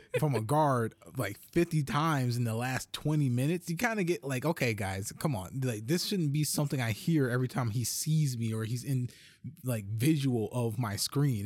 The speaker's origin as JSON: {"language": "English", "town": "Detroit", "region": "Michigan", "country": "United States", "tie": "born or raised there", "also_born_or_lived": "Las Vegas", "said": "I was born and raised in Detroit"}